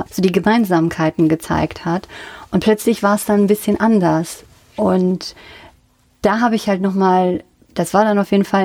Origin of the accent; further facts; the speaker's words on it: North Rhine-Westphalia, Germany; Aus dem Siegerland.